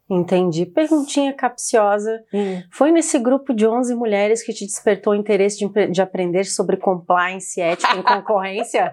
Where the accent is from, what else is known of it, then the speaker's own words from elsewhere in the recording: Florianópolis, Santa Catarina, Brazil; eu venho de Floripa